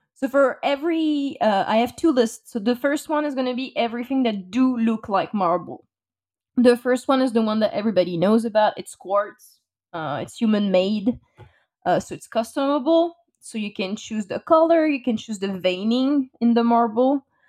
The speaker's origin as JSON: {"language": "English", "country": "France", "tie": "born or raised there", "second_language": "English", "moved": "as an adult", "lives_now": "United States", "said": "I was born and raised in France. Uh, I moved to the U S three years ago"}